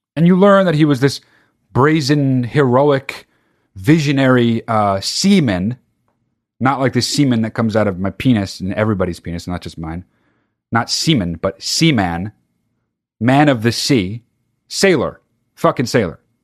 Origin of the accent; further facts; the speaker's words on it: California, United States; also born or lived in New Jersey; when I moved to California from New Jersey